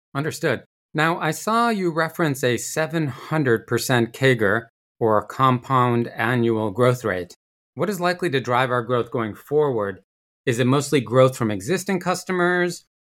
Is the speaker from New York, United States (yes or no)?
yes; Rochester, New York, United States; I grew up in Rochester, New York